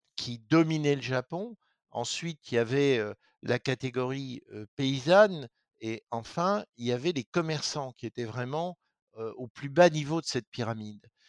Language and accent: French; Lorraine, Grand Est, France; moi, je viens de Lorraine